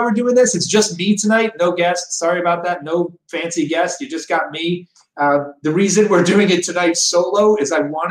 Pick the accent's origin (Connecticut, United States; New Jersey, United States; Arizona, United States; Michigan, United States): Arizona, United States; Phoenix; I was born in Arizona. I was born in Good Samaritan Hospital in Phoenix, Arizona